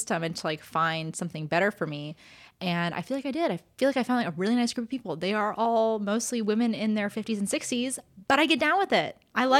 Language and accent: English; Los Angeles, California, United States; was an LA fan, I would be a Lakers fan. Because, well, one, it's my hometown.